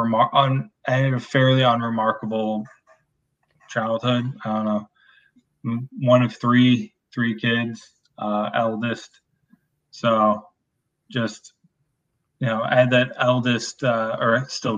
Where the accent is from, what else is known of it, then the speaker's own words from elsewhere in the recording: upper Midwest, United States; it's like a very Midwest thing, like upper Midwest